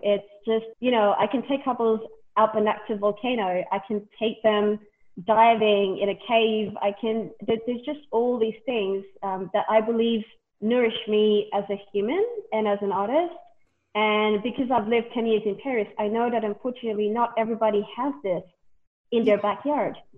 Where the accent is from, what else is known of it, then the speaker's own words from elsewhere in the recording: Vanuatu; I was born here and raised here from a French father and a Vietnamese mother.